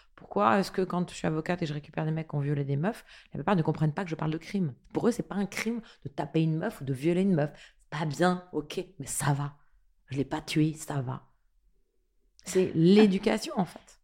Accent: France; je suis née en France

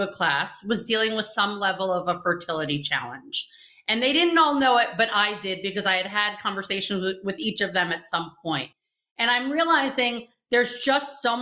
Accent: New York, United States; moved away as an adult; now in Israel; from New York. I've never lived above 23rd Street

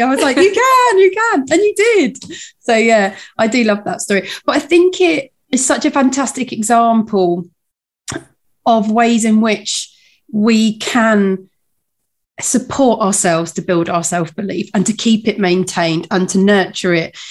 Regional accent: United Kingdom; as a Brit

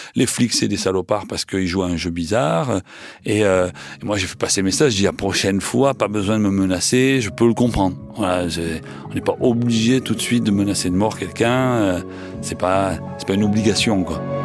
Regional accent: Marseille, Provence-Alpes-Côte d'Azur, France; accent: Marseillais; j'ai un accent marseillais

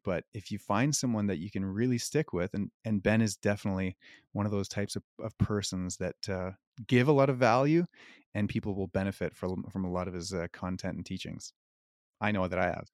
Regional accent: Canada; also born or lived in Cayman Islands; I'm from Canada

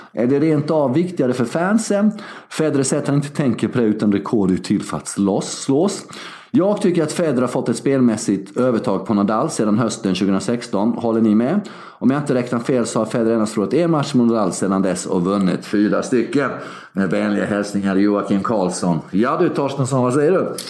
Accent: Sweden; moved away as an adult

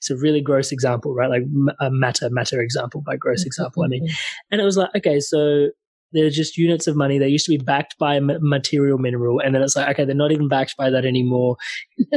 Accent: India; I'm Indian

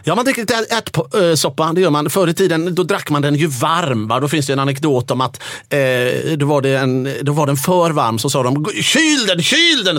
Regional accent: Gothenburg, Västra Götaland, Sweden; Jag som är från Göteborg

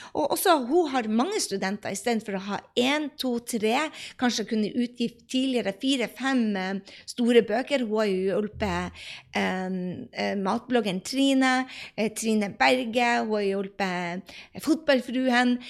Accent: Andøya, Nordland, Norway; der jeg kommer fra, fra Andøya, så er det 4000 mennesker

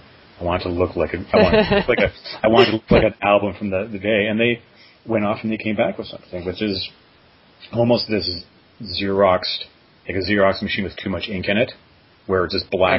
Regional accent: Canada; now in New York, United States; I mean, I'm from Canada originally. I live in New York now.

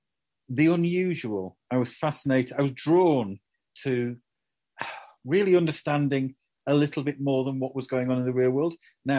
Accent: Doncaster, Yorkshire and the Humber, United Kingdom; when I was a kid growing up in Doncaster, you know, grim place.

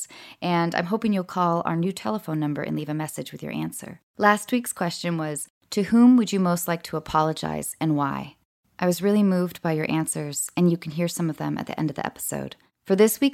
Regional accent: Washington, United States; also born or lived in Maryland; I grew up in Washington State mostly, I was born in Maryland

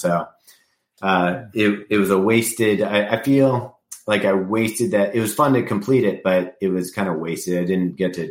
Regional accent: West Coast, United States; born there; I was born on the West Coast, yeah.

